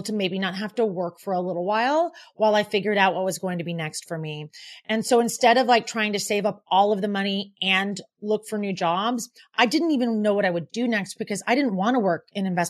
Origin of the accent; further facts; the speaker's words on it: Portland, Oregon, United States; moved away as an adult; also born or lived in San Francisco; now in New York City, United States; I'm from Portland, Oregon